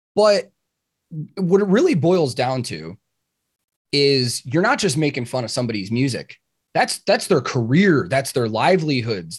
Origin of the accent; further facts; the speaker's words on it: Chicago, Illinois, United States; I grew up in Chicago.